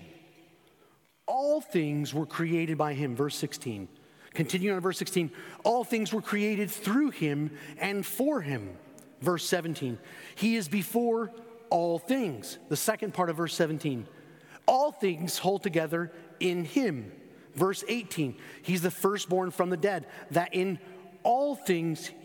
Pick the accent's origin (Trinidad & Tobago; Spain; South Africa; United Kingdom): Spain; moved away; Growing up in Spain, when I was 14 and 15 years old